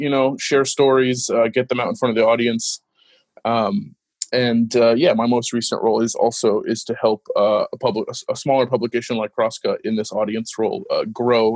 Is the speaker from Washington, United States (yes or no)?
yes; Washington, United States; also born or lived in Los Angeles, California / Middle East; I grew up in Washington and, you know, wanted to go to a state school.